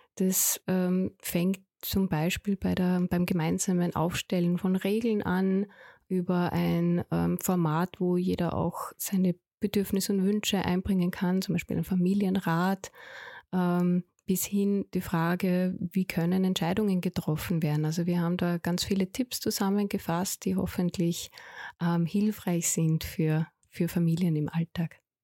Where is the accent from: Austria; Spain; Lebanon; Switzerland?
Austria; bei uns in Österreich